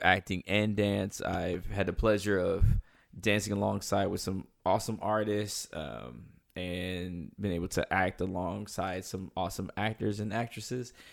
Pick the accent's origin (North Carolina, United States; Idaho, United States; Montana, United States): North Carolina, United States; moved away as an adult; now in Los Angeles, United States; I am from North Carolina. Um, I moved to L A about seven years ago